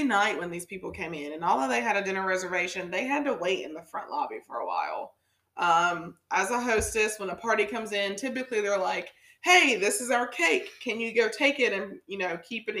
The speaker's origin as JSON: {"language": "English", "country": "United States", "tie": "born or raised there"}